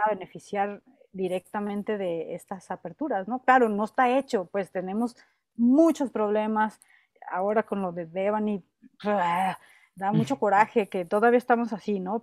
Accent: Mexico; yo también soy mexicana, yo también soy mujer

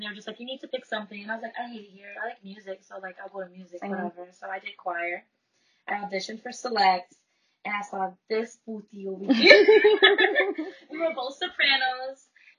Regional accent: Bridgeport, Connecticut, United States; also born or lived in Stratford, Connecticut; I grew up in Bridgeport. And I moved to Stratford my freshman year of high school.

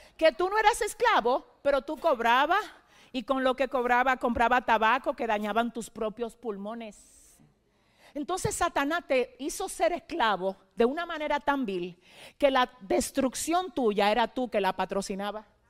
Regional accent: Dominican Republic; moved away

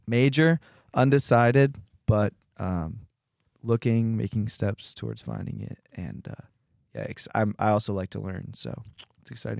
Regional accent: Philadelphia, Pennsylvania, United States; I'm from Philadelphia, P A, and I love Jesus

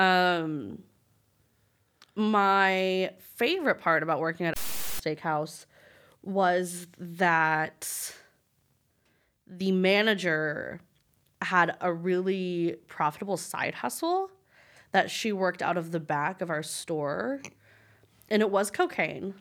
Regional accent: Lubbock, Texas, United States; moved away as an adult; now in Dallas, United States; my first job when I moved to Dallas, 'cause I'm from Lubbock

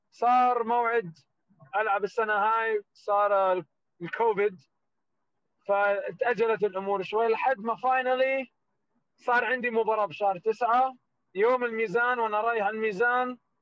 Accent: Jordan; also born or lived in Palestine; now in United States; انا من الاردن وفلسطين

